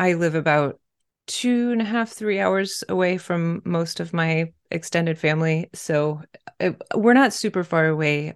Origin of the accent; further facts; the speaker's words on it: Pennsylvania, United States; moved away as an adult; now in Baltimore, United States; I'm originally from Pennsylvania and associate more with the Northeast that way